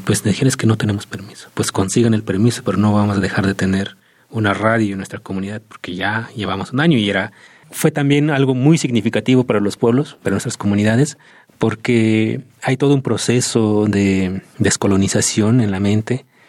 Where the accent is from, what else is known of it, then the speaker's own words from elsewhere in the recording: Santa María Tlahuitoltepec, Oaxaca, Mexico; mi pueblo, Tlahuitoltepec